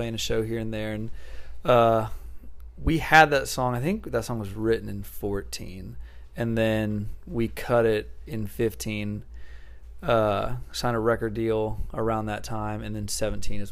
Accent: outside Nashville, Tennessee, United States; I grew up outside Nashville

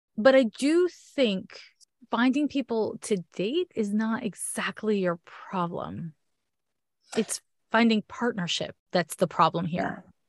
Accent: Canada; accent: Canadian; my Canadian accent

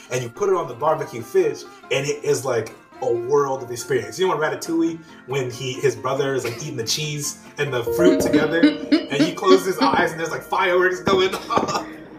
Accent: New Orleans, Louisiana, United States; Growing up in New Orleans

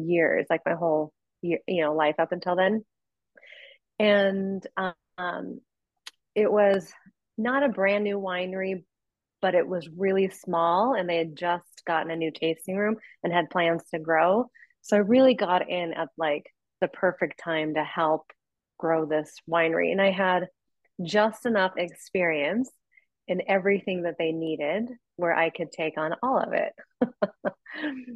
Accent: Columbia Gorge, Washington, United States; moved away as an adult; I went back to Washington, which is where I grew up.

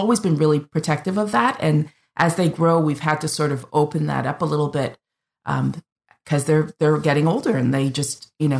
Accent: Canada; I'm the Canadian

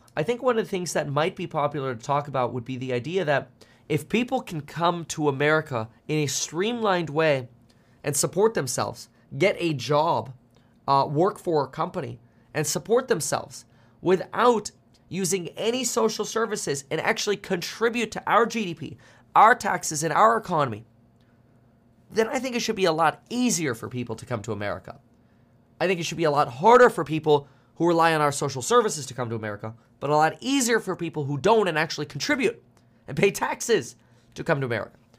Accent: South Florida, United States; also born or lived in Germany; I grew up in South Florida

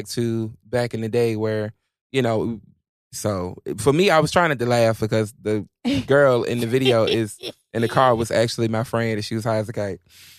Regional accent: Virginia, United States; part of the 757. You know what I'm saying? It's my first music video. Of course I'm going to go to my hometown.

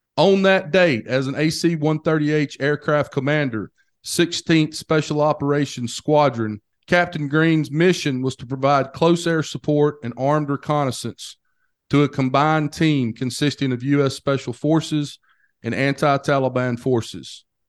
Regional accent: Hamilton, Alabama, United States; we grew up together in Hamilton, Alabama.

